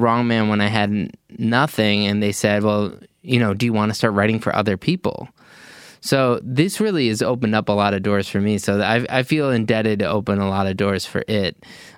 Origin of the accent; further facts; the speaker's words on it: Illinois, United States; I'm from Illinois